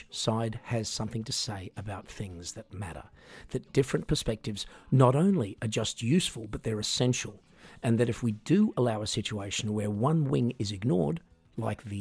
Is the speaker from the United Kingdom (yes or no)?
no; Australia; I grew up in Australia in a family that often, courtesy of my mum and dad, supported the conservative side of politics.